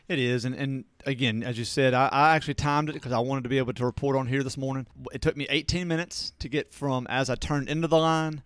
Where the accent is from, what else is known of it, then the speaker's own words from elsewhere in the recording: Natchez, Mississippi, United States; I'm from Natchez